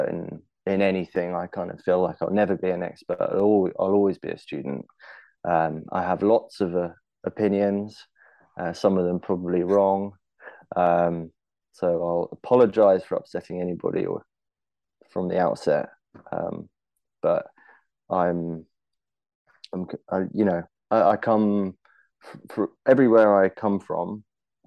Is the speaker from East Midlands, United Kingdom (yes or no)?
no; London, United Kingdom; growing up in London